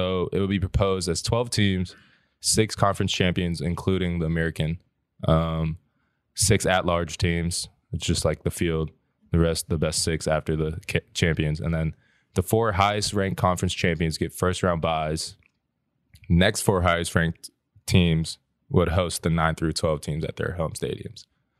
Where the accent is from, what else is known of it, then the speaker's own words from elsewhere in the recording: Crete, Greece; born there; I was born in Crete, Greece, a little island off the coast.